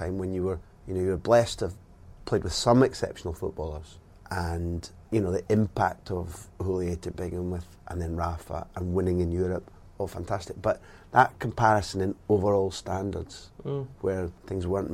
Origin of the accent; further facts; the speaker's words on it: Aberdeen, Scotland, United Kingdom; moved away; also born or lived in England / Spain; I grew up in Aberdeen